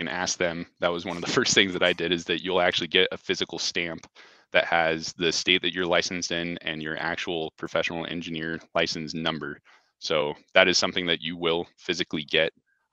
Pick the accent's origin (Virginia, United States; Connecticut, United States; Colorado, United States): Colorado, United States; Fort Collins; also born or lived in New York City / Denver; I actually grew up here in town